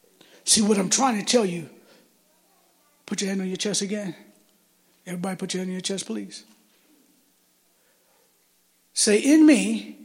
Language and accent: English; Michigan, United States; Here I am, I'm from Michigan, I'm in Arizona, I have no family at all.